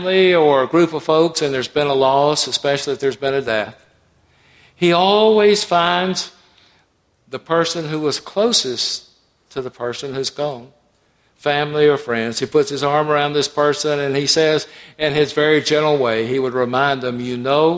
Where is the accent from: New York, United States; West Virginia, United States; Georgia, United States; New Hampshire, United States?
Georgia, United States; Atlanta; I grew up in Atlanta